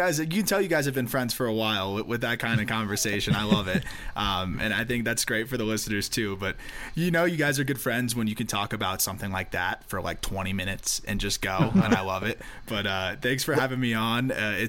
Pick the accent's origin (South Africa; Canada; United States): United States; Florida; I'm from Florida